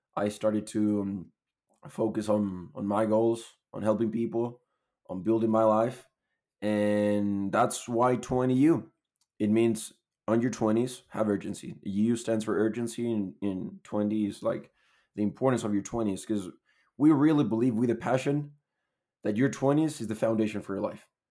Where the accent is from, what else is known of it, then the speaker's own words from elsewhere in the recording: Chile; moved away as an adult; now in Utah, United States; I'm from Chile. Moved to the U S almost a year ago in April last year.